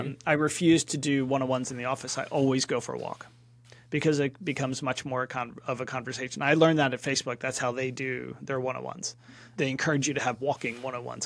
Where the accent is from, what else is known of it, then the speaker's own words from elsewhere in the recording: Philadelphia, Pennsylvania, United States; moved away as an adult; also born or lived in California / Atlanta; now in London, United Kingdom; I grew up in Philadelphia